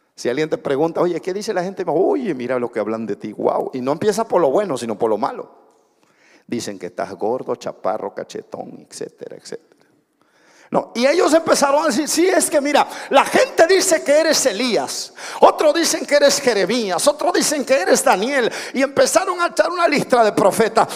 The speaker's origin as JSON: {"language": "Spanish", "town": "Minatitlán", "region": "Veracruz", "country": "Mexico", "said": "más minatitleco que el pescado que se pesca ahí en el río Coatzacoalcos"}